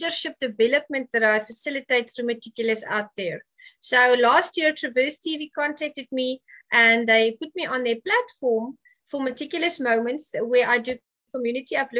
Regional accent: South Africa; I'm from Africa

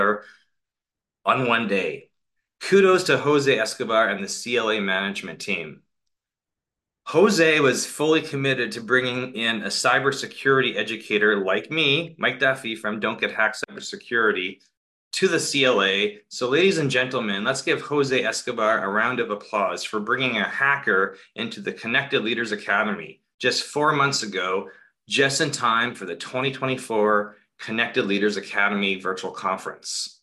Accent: Canada; moved away as an adult; I'm currently a Canadian expat living out of a suitcase for the past 5 weeks in Dubai

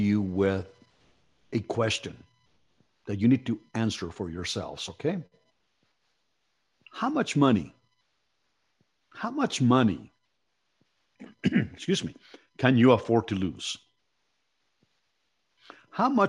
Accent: Mexico City, Mexico; moved away; I came from Mexico City and I came from very humble economic beginnings

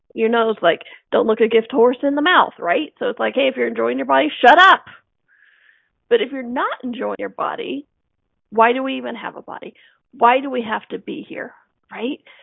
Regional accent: United States; growing up in America

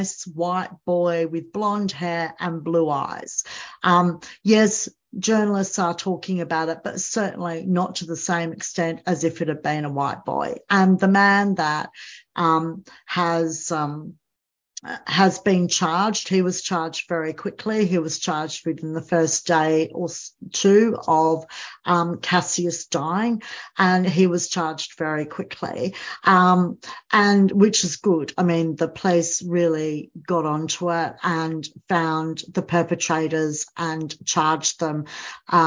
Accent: Australia; I'm Australian

